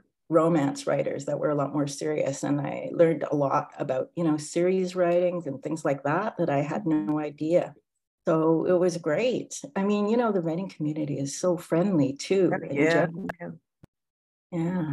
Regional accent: Canada; now in Vancouver, Canada; being Canadian, and you basically grow up with that. So like at my high school, we had a hockey team

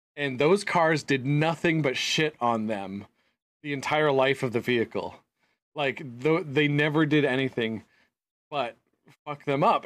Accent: United States; Being American

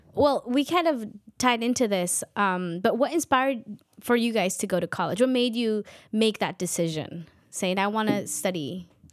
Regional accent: Chivarreto, Totonicapán, Guatemala; first language K'iche'; English is a second language; now in United States; I speak a native language um, from Guatemala, Quiche

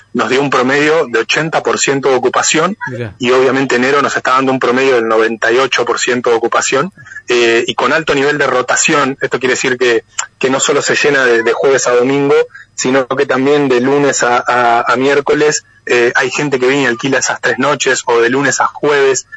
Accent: Pehuen Có, Buenos Aires Province, Argentina; nacido y criado, así que estoy eh, acá en mis tierras natales trabajando

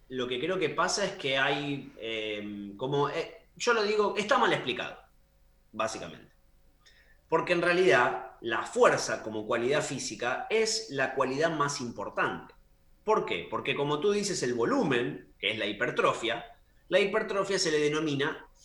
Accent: Argentina; also born or lived in Chile / Brazil / Canada; now in United Kingdom; Como ahora estoy en Europa y también viví en Chile, en Brasil, soy argentino, viví en Canadá, o sea que estuve en dos continentes, podemos decir.

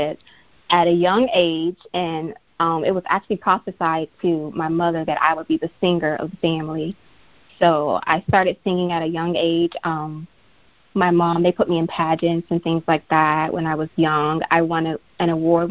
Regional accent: Miami, Florida, United States; I'm from Miami, Florida, born and raised

